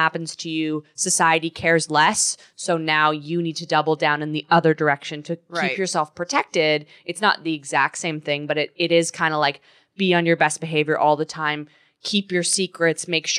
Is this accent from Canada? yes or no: yes; Canada; now in United States; I'm Canadian